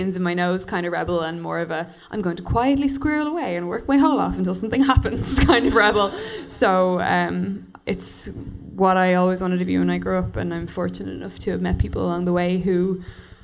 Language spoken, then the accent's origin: English; Dublin, Leinster, Ireland; I'm from Dublin